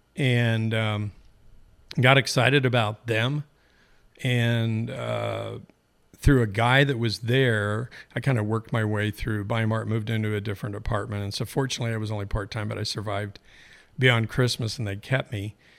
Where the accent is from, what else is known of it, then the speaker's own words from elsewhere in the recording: Eugene, Oregon, United States; born and raised in Eugene.